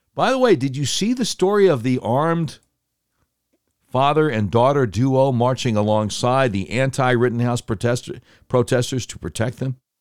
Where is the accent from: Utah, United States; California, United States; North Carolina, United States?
North Carolina, United States; Charlotte; I grew up in Charlotte.